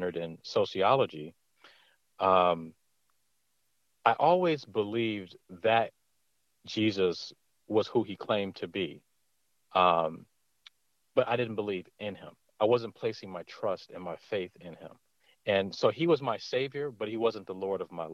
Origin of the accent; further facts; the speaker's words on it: Detroit, Michigan, United States; I'm from Detroit, Michigan, born and raised here